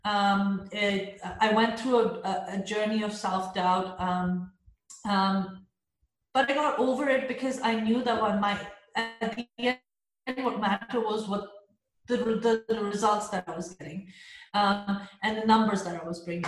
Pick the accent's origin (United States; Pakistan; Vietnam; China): Pakistan; a Pakistani woman